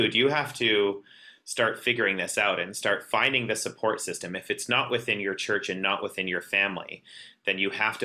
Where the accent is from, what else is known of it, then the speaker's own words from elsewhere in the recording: Southern Alberta, Canada; growing up in Southern Alberta, that's ultra conservative, you know, small town